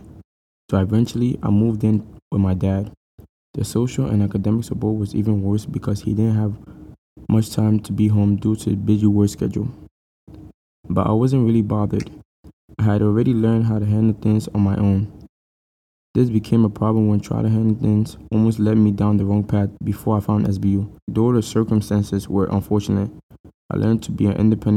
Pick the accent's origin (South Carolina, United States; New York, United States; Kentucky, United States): New York, United States; New York City; also born or lived in Ghana; I was born in Presbyterian Hospital in Manhattan to two Ghanaian parents, Amelia and Benjamin. I was raised in both Ghana and United States.